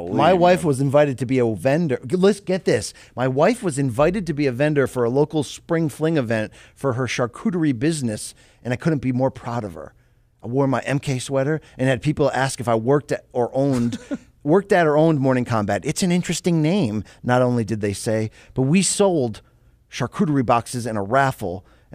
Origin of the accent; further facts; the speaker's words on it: Canada; I bet you he's French Canadian like me.